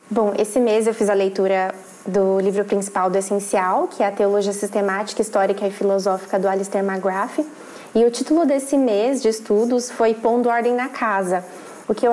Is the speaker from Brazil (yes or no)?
yes; São Paulo, Brazil; moved away as an adult; now in Porto, Portugal; atualmente eu moro em São, em São Paulo, não, vim de São Paulo, mas atualmente eu moro na cidade do Porto, aqui em Portugal. Me mudei no ano passado para cá.